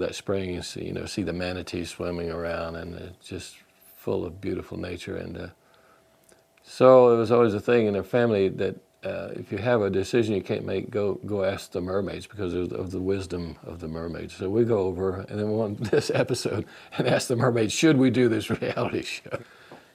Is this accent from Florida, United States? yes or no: yes; Central Florida, United States; We grew up in Central Florida